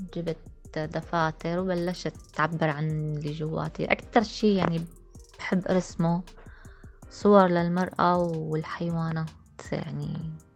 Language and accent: Arabic; Syria; moved away as an adult; also born or lived in Jordan; now in Amman, Jordan; طلعنا من سوريا كان يوم جمعة أصعب يوم يوم اللي ودعت أهلي